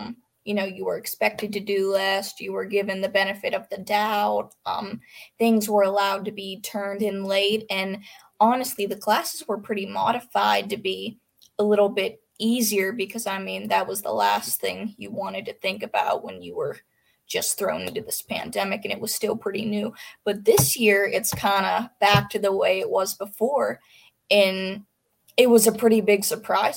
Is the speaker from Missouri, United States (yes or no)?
no; Pennsylvania, United States; I'm from Pennsylvania